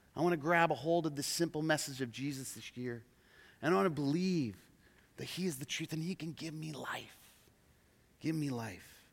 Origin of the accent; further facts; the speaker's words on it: Oregon, United States; also born or lived in Portland, Oregon; We're from Oregon